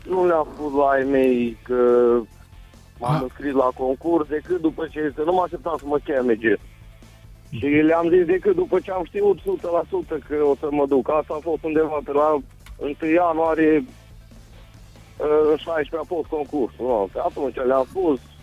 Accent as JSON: {"language": "Romanian", "town": "Mihalț", "region": "Alba County", "country": "Romania", "said": "sunt din Mihal, de Alba. Sunt un băiat simplu, modest, de la țară"}